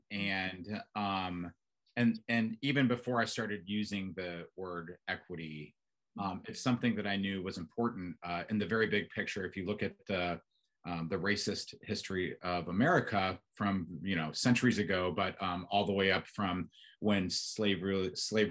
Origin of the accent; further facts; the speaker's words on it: St. Louis, Missouri, United States; moved away as an adult; growing up in Missouri, in the suburbs of St. Louis